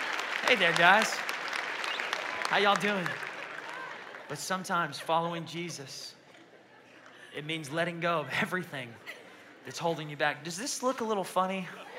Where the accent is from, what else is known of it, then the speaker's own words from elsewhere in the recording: Yemen; born there; I'm a Muslim. I was born in Yemen. My whole family are Muslims.